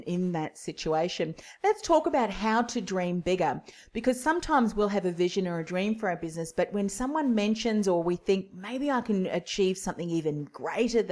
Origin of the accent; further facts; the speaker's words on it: Whitford, Auckland, New Zealand; accent: Kiwi twang; now in Australia; I'm actually a Kiwi too. Have been here a lot longer than that.